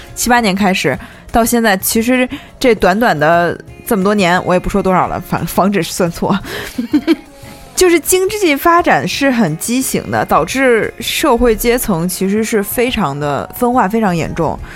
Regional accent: Northeast China, China; 因为我是个东北人嘛

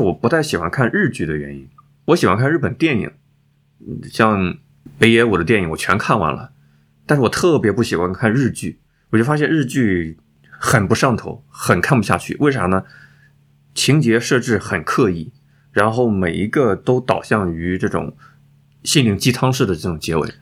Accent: China; 我们中国人，我们春节就是要团团聚在一起啊

